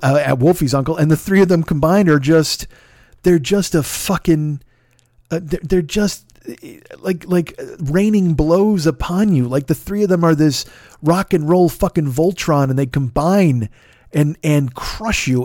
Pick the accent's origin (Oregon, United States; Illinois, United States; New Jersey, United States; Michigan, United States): Illinois, United States; Chicago; I was from Chicago